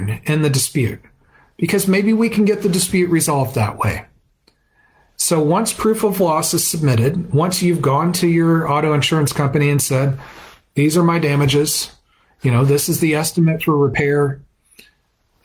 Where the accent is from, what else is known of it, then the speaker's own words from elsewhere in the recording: Fort Worth, Texas, United States; my hometown of Fort Worth